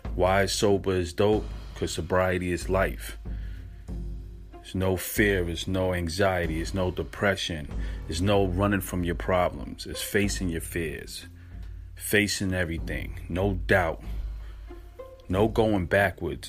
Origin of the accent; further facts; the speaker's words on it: New York, United States; I'm from New York